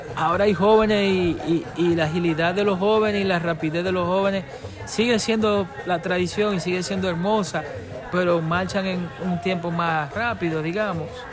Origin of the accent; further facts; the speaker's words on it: Dominican Republic; nací en Quisqueya, ¿verdad? Aquí en la isla